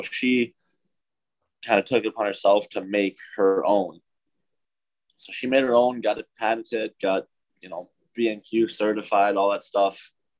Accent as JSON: {"language": "English", "town": "Madison", "region": "Wisconsin", "country": "United States", "tie": "born or raised there", "said": "Yeah, really normal. I think there's a lot going on. Obviously, hockey was, you know, pretty big in Wisconsin"}